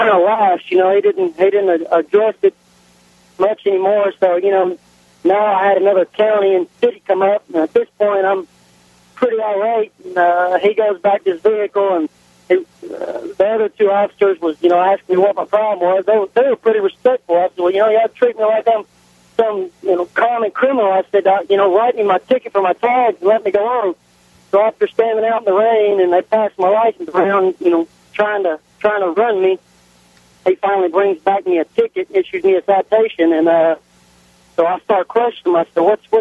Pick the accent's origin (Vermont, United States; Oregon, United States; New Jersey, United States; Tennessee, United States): Tennessee, United States; Nashville; moved away as an adult; now in West Tennessee, United States; I was raised up in Nashville, so I'm used to dealing with an aggressive police force, but I moved to West Tennessee